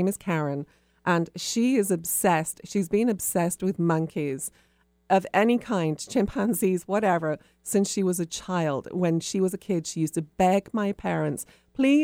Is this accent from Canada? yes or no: no; England, United Kingdom; moved away; I come from England